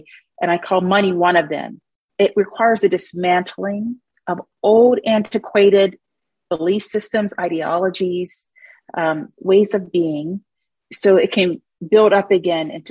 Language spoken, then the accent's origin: English; Brownsville, Pennsylvania, United States; I was born into, I would say, impoverished circumstances in a very rural area of Pennsylvania.